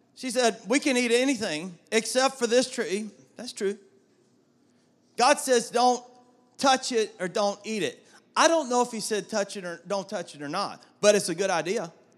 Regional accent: South Georgia, United States; The old King James Version that I grew up with in South Georgia

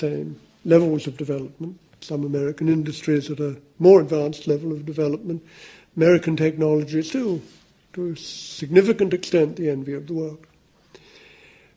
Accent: United Kingdom; It's jolly nice being British now

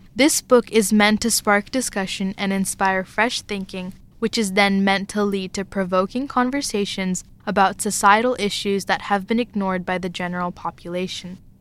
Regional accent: Pittsburgh, Pennsylvania, United States; also born or lived in Karnataka, India; I grew up in Pittsburgh, a mainstream American city

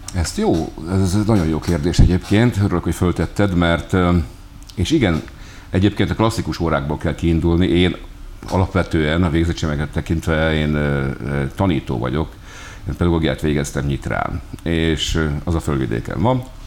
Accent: Hungary; vagyunk mi magyarok

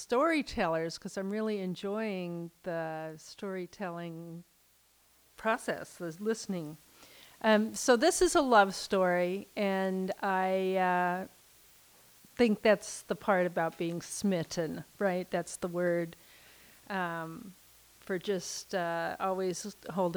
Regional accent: Southern California, United States; growing up in Southern California, we were accustomed to long drives

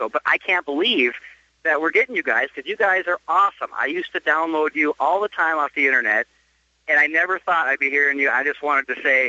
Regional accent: Grand Rapids, Minnesota, United States; I am hearing you guys in my hometown here on AM 650, KOZY

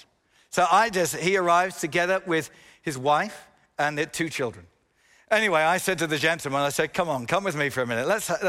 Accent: England, United Kingdom; yes, I'm an Englishman.

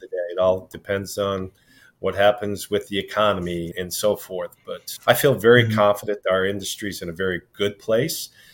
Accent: Sioux City, Iowa, United States; now in Midland, Michigan, United States; born and raised in Sioux City, Iowa.

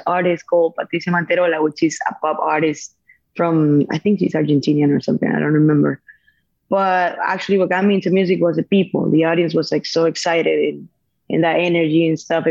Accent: Venezuela; moved away as an adult; I'm from Venezuela.

